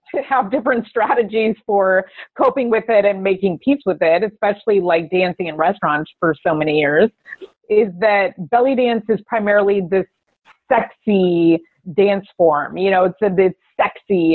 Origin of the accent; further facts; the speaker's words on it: Las Vegas, Nevada, United States; I I was born in Vegas. I grew up in Las Vegas